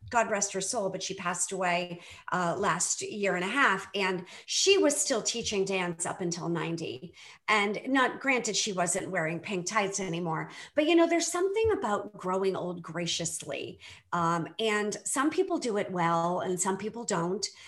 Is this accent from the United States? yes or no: yes; Boston, Massachusetts, United States; I grew up in the Boston area